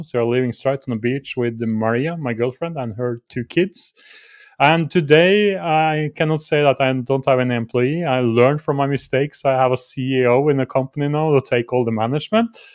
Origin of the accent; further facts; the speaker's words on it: Norway; I'm from Norway